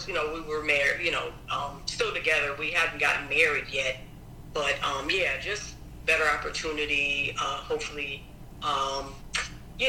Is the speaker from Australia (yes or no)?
no; Springfield, Massachusetts, United States; also born or lived in New Haven, Connecticut; I grew up here in Springfield, Massachusetts